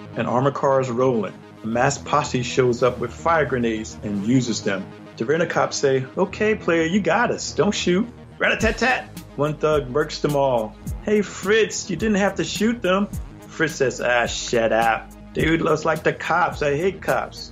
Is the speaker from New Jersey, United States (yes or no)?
yes; New Jersey, United States; I'm from New Jersey, so we had Creatures Features, you know, the midnight shows